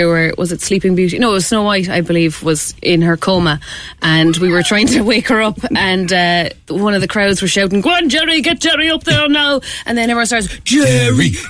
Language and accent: English; Clare, Munster, Ireland; moved away as an adult; now in Cork, Ireland; I'm from Clare originally, and I came down and I was working in the Opera House